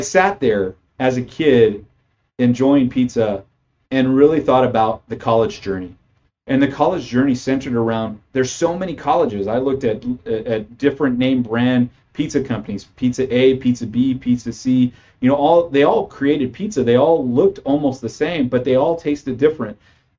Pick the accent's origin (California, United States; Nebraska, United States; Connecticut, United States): California, United States; Parlier; I'm born and raised in California. So I came from a small farming community outside of Fresno, California. That town being Parlier, California, which is a small community, we had a very small graduating class.